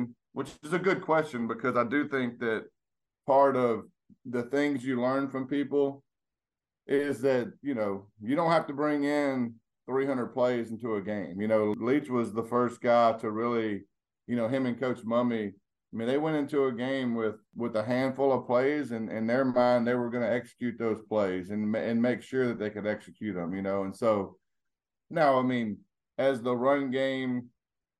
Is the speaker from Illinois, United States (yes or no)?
no; Louisiana, United States; moved away; where I grew up in Louisiana